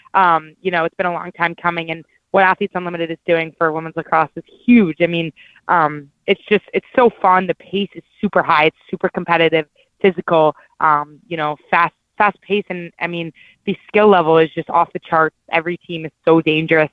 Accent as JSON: {"language": "English", "town": "Dallas", "region": "Texas", "country": "United States", "tie": "born or raised there", "moved": "yes", "said": "I grew up in Dallas"}